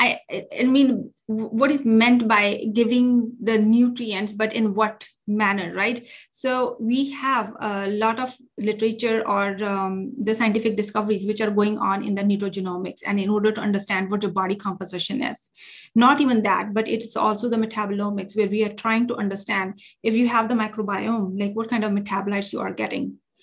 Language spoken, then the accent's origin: English; India; now in United States; I came from India, which is called a developing country. And I came to US and the culture is very different over here.